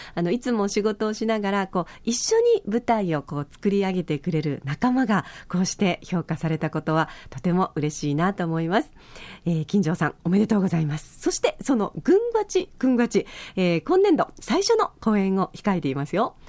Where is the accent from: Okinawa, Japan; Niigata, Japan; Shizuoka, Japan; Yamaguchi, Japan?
Okinawa, Japan; 沖縄人として